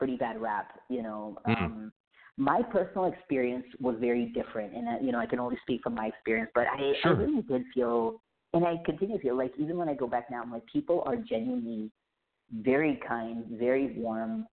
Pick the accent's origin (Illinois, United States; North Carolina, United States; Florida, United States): North Carolina, United States; Fayetteville; first language a local dialect of India; English is a second language; moved away; I actually grew up in a small military town called Fayetteville, North Carolina